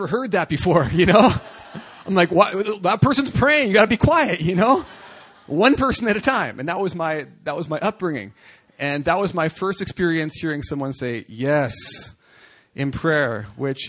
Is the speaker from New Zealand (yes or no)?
no; Canada; I'm from Canada.